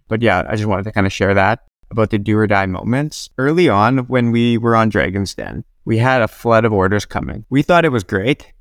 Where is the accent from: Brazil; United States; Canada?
Canada; Regina, Saskatchewan; moved away as an adult; also born or lived in Nanaimo; I grew up in Regina, Saskatchewan, and I, I lived there right through until my second year of college